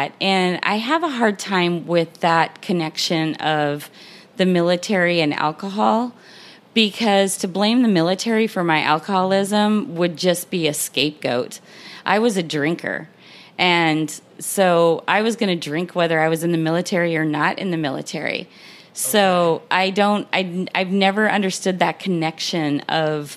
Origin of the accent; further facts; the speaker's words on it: Montana, United States; now in Jacksonville, United States; I hail from Montana